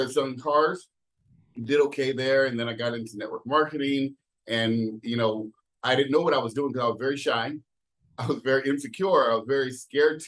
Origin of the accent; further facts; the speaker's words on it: San Jose, California, United States; moved away as an adult; now in Jacksonville, United States; when I was 18 years old, I had a very unique situation. I moved from San Jose.